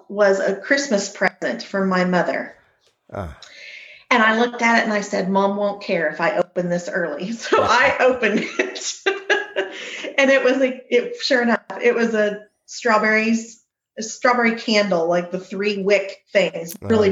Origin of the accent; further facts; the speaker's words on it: Illinois, United States; moved away as an adult; also born or lived in Quebec, Canada / Tanzania; now in Uganda; I was raised in Illinois in the cornfields